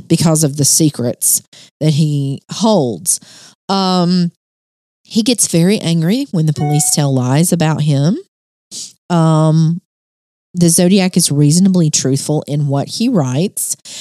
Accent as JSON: {"language": "English", "region": "Alabama", "country": "United States", "said": "I'm from Alabama"}